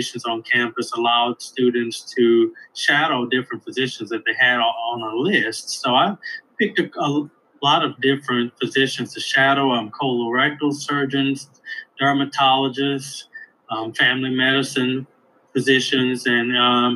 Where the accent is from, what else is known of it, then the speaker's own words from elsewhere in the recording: Elton, Louisiana, United States; moved away as an adult; now in Ohio, United States; I'm from Elton, Louisiana. Elton is a very small town in Louisiana.